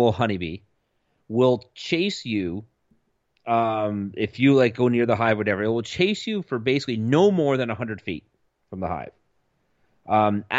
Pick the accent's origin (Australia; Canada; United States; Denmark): Canada; we're Canadian